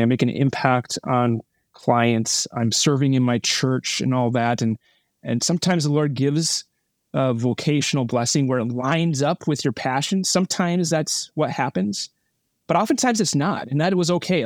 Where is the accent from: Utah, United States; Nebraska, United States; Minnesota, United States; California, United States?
Minnesota, United States; Burnsville; I grew up in, uh, Minnesota, Burnsville, Minnesota. It's a suburb of Minneapolis.